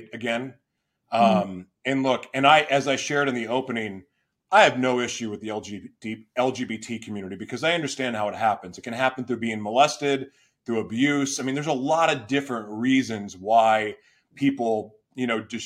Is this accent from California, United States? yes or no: no; Oklahoma City, Oklahoma, United States; moved away; I'm originally from Oklahoma City.